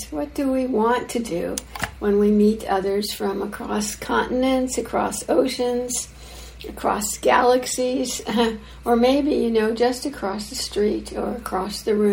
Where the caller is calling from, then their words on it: Santa Barbara, California, United States; So, um, as you can see … I'm uh, I'm joining from Santa Barbara, California, just quite a ways south of uh, IMC